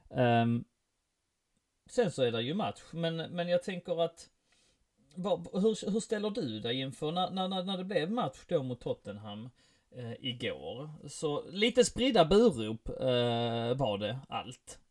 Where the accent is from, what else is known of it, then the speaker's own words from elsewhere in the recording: Helsingborg, Skåne, Sweden; jag är från Helsingborg